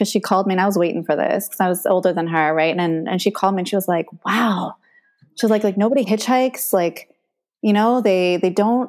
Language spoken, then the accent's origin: English; Haiku, Hawaii, United States; So, okay, growing up in Haiku, you learn how to hitchhike, you walk barefoot.